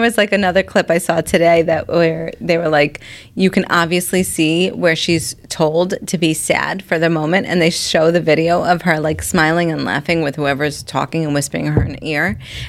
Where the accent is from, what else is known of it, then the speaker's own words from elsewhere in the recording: Bay Shore, New York, United States; my hometown in Bayshore.